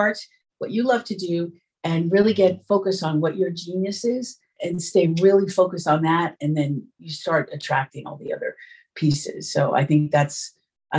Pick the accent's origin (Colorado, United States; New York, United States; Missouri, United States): New York, United States; New York City; moved away as an adult; also born or lived in Long Island; I'm from New York. Yeah. And I grew up in New York City, and then I moved to the suburbs of Long Island